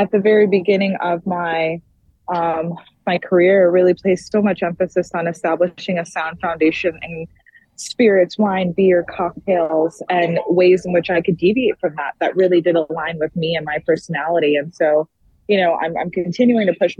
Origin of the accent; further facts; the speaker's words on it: New York City, New York, United States; now in Washington, D.C., United States; I grew up in the Bronx and I live in D.C. currently